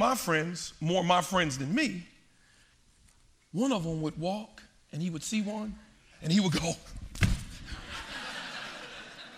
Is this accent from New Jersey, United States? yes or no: yes; Paterson, New Jersey, United States; I grew up in Paterson, New Jersey.